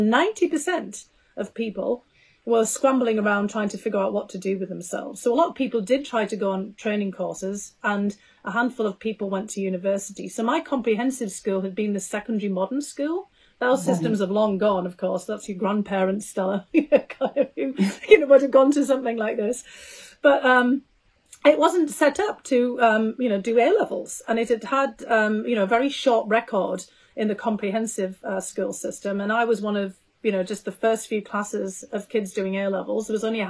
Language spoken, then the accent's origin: English; County Durham, North East England, United Kingdom; I grew up in a small town in County Durham. County Durham is 96%+ white British. And white British meaning, you know, Scots, Irish, Welsh, and traveller. And my great-grandmother was from a traveller community.